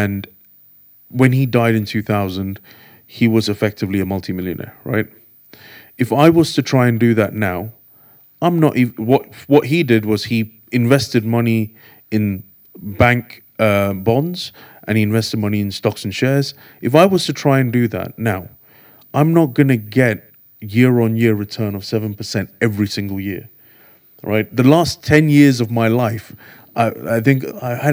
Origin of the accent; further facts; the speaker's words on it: London, United Kingdom; also born or lived in India / Enfield; I grew up in Golders Green. We came in 91 from India to the UK